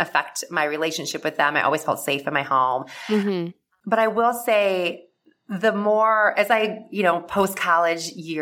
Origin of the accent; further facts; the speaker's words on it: Midwest, United States; I grew up in the Midwest and with like a typical like Midwest family